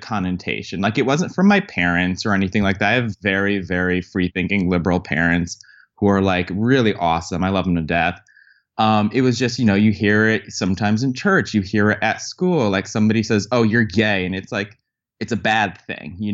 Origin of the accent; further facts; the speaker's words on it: Connecticut, United States; I grew up in Connecticut, which, as most people know, is a blue kind of liberal state